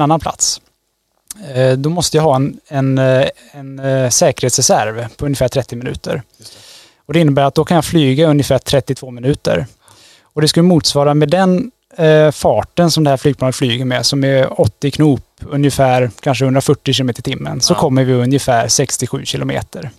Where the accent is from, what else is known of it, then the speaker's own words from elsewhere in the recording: Trollhättan, Västra Götaland, Sweden; moved away as an adult; also born or lived in Tromsø, Norway; now in Gothenburg, Sweden; jag är född och uppvuxen i Trollhättan